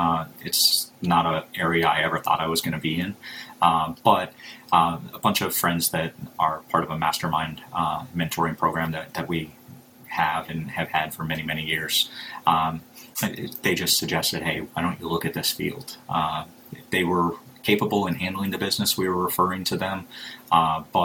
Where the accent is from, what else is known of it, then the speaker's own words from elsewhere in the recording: Fargo, North Dakota, United States; moved away as an adult; now in Tampa, United States; I'm born and raised in Fargo, North Dakota